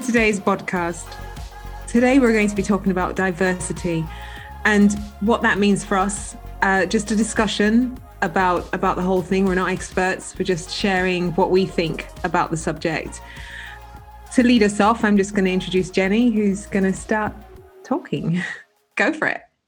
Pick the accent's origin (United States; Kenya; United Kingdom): United Kingdom; we couldn't be born and bred here our parents born and bred here i mean my parents weren't but I was